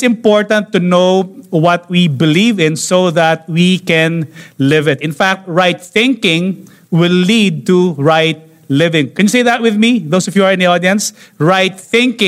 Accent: Philippines; here in the Philippines

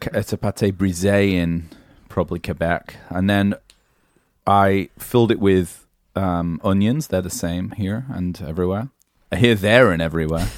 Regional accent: England, United Kingdom; moved away; being English

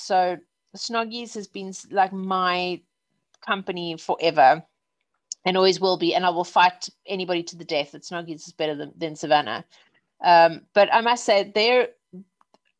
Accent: South Africa; also born or lived in Wimbledon, London; now in London, United Kingdom; I'm South African

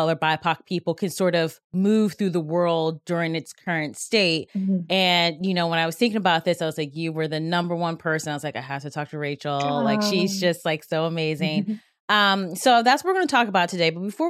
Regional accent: Cleveland, Ohio, United States; I'm Cleveland

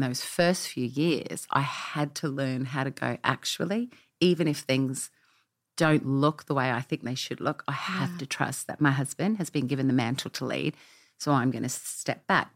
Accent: Australia; moved away as an adult; now in Nashville, United States; we've been in America 10 years, as you can tell by my accent. I mm-hmm. was not born here. Uh, we came from Australia

